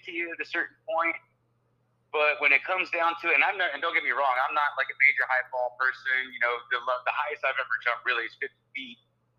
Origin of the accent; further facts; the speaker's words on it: New Jersey, United States; moved away as an adult; also born or lived in Fort Lauderdale, Florida; now in Orlando, United States; growing up in South Jersey